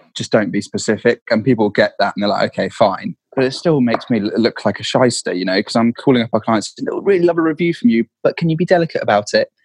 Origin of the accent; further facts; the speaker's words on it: Dorset, South West England, United Kingdom; I grew up in Dorset.